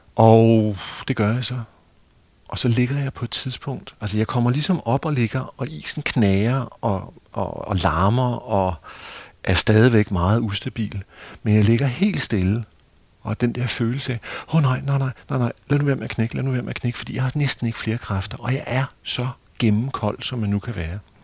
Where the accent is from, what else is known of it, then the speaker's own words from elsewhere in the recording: Hvidovre, Capital Region of Denmark, Denmark; Hvidovre Havn, hvor jeg er vokset op